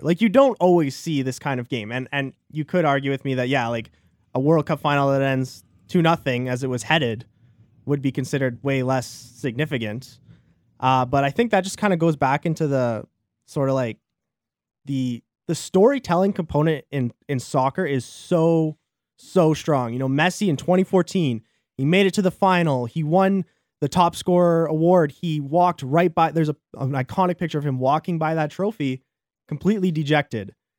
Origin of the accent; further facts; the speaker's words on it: Canada; as a Canadian